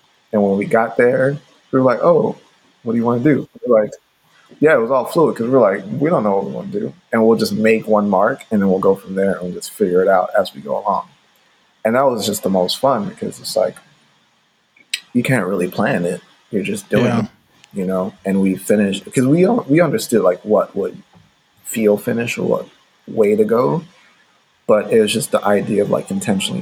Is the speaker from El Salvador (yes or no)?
no; St. Ann Parish, Saint Ann, Jamaica; moved away; I grew up in Jamaica in my formative years. I was living with my grandfather and my step grandmother in rural Jamaica in like St. Anne Parish. And I was actually born in Jamaica too